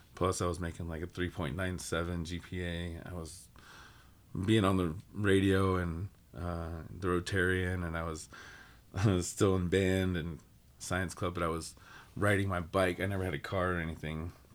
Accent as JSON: {"language": "English", "town": "Cushing", "region": "Oklahoma", "country": "United States", "tie": "born or raised there", "moved": "yes", "said": "growing up in Cushing, which was a small town"}